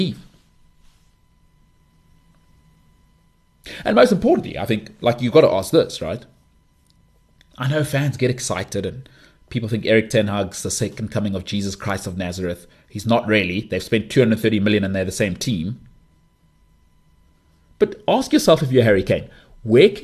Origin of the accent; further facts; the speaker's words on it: South Africa; I'm South African